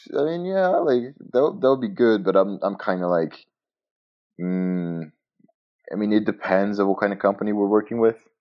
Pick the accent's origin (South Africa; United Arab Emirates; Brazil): Brazil; Montes Claros, Minas Gerais; English is a second language; I am from Montes Claros, and that's where I am right now.